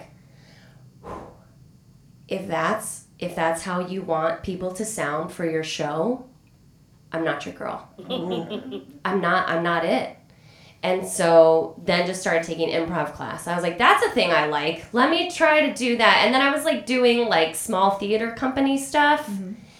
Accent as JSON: {"language": "English", "town": "Denver", "region": "Colorado", "country": "United States", "also_born_or_lived": "New York", "moved": "as an adult", "said": "I'm from Denver and it's a beautiful place"}